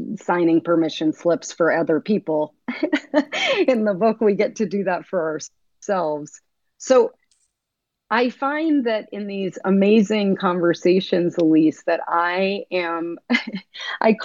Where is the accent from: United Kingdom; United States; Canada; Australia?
United States; I grew up here in America.